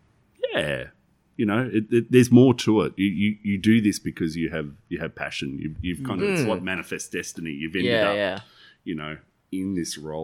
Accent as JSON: {"language": "English", "town": "Morwell", "region": "Victoria", "country": "Australia", "tie": "born or raised there", "said": "I was born in Morwell, grew up in Morwell, have a real love and a passion for the place."}